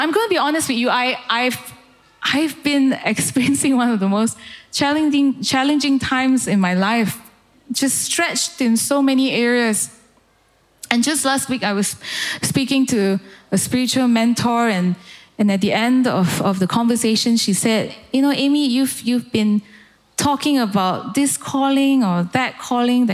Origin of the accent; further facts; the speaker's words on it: Malaysia; moved away as an adult; now in United Kingdom; I grew up in Malaysia